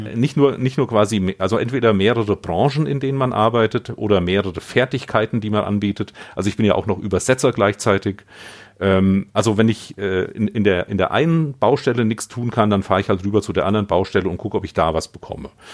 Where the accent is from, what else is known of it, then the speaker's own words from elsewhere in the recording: Vogelsberg, Hesse, Germany; Das ist das Dorf, wo ich aufgewachsen bin.